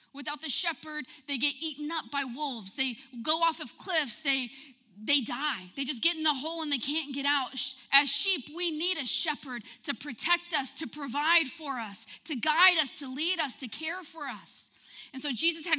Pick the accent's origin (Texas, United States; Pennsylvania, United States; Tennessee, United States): Texas, United States; Odessa; moved away; I'm from Odessa, and I'm going to tell you, the water there is bad.